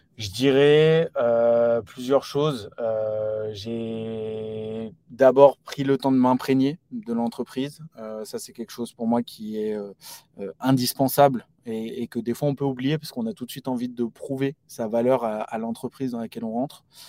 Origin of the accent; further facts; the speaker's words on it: Paris region, Île-de-France, France; issu de la région parisienne